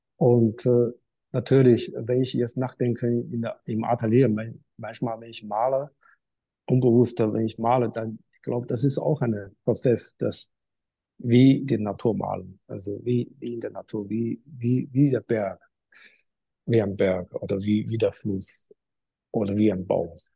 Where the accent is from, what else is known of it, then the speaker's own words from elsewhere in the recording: Qingdao, Shandong, China; German is a second language; moved away as an adult; now in Germany; an der Uni in meiner Heimat Qingdao für drei Jahre